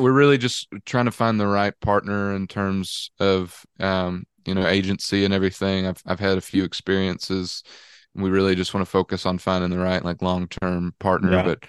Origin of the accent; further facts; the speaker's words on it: Texas, United States; If I was from Dallas, Texas, there'd be plenty of Texans saying I wasn't a Texan, you know, so it worked out perfect.